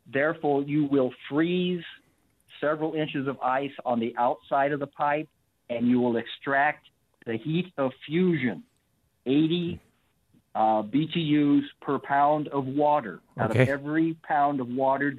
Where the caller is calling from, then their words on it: Trenton, Missouri, United States; Trenton, Mo.